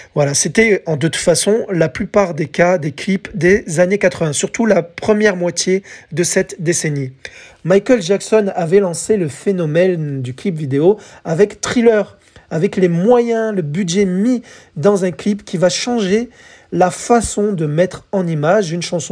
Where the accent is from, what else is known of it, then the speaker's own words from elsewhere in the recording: France; chez nous en France